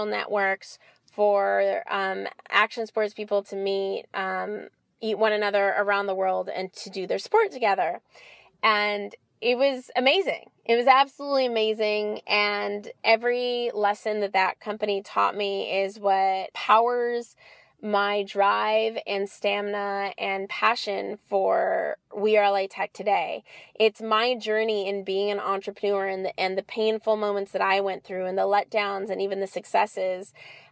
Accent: Los Angeles, California, United States; So I'm from LA. I'm born and raised LA. I grew up in Westwood, and I live in Los Angeles now.

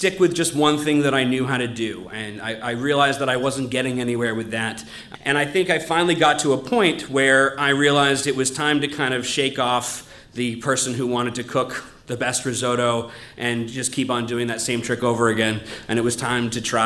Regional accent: New England, United States; growing up in America

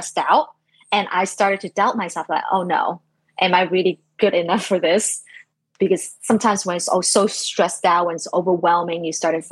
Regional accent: China; moved away; I was born in like mid 80s in China. So like growing up in China

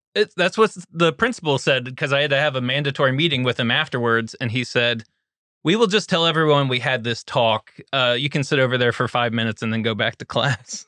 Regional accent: Hagerstown, Maryland, United States; Hagerstown, Maryland

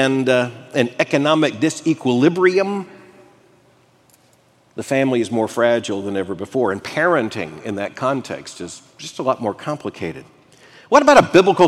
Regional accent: Florida, United States; growing up in Florida

